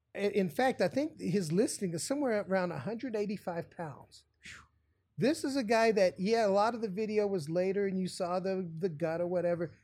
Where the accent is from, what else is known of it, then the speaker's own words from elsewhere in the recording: West Virginia, United States; I grew up in West Virginia, one state over